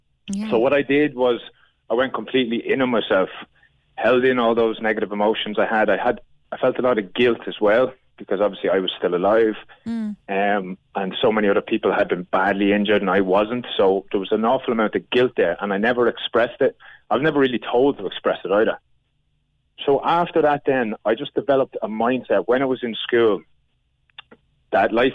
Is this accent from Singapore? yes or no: no; Ireland; moved away as an adult; also born or lived in Australia; I was gone from Ireland for about 8-9 years.